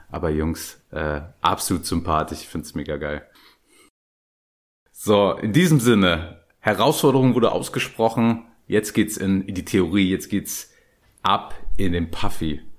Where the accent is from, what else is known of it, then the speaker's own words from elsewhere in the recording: Dresden, Saxony, Germany; born there; ihr, ihr hört es vielleicht nicht bei mir, aber ich bin geborener Dresdner und wenn ich so leichten sächsischen Akzent höre